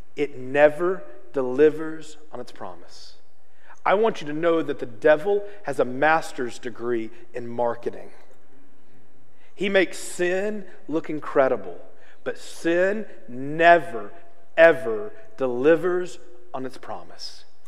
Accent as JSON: {"language": "English", "region": "Arkansas", "country": "United States", "said": "I'm from Arkansas, and one of the things we have a lot of is hog farms."}